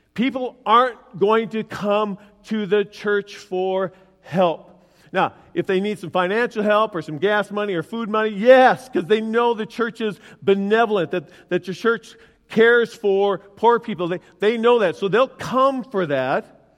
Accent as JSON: {"language": "English", "town": "Willmar", "country": "United States", "tie": "born or raised there", "said": "in my hometown, Wilmer, when I grow, grew up"}